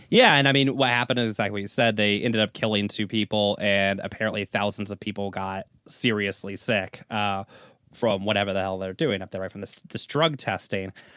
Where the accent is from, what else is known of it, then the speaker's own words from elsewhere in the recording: United States; as an American